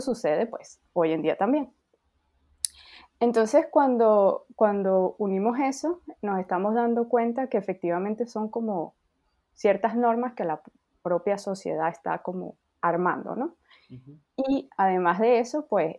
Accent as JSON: {"language": "Spanish", "country": "Venezuela", "moved": "yes", "lives_now": "France", "said": "yo soy de Venezuela, pero efectivamente vivo en Francia"}